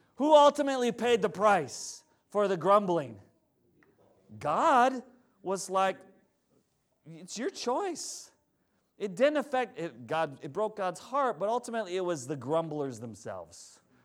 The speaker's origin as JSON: {"language": "English", "town": "Plainview", "region": "Minnesota", "country": "United States", "tie": "born or raised there", "said": "I grew up in Plainview, Minnesota"}